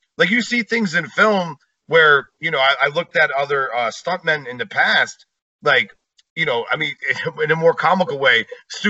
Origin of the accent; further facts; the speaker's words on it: New Jersey, United States; now in Las Vegas, United States; I'm from Vegas at this point in time, originally from New Jersey, but I live in Vegas.